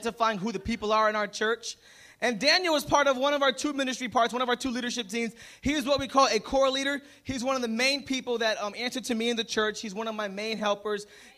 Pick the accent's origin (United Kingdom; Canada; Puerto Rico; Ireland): Puerto Rico; I'm Puerto Rican. I'm not from Alabama.